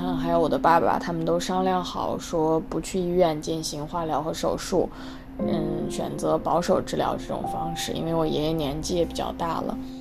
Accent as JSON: {"language": "Chinese", "area": "the Northwest", "region": "Northwest China", "country": "China", "also_born_or_lived": "Hangzhou", "moved": "as an adult", "said": "在我们西北那边不会有这种很有名的连，连锁的奶茶店"}